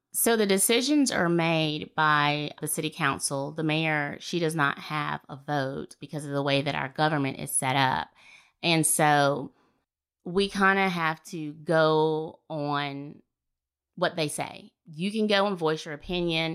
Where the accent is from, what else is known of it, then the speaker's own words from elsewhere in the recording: Fairhope, Alabama, United States; moved away as an adult; I'm born and raised here in Fairhope, Alabama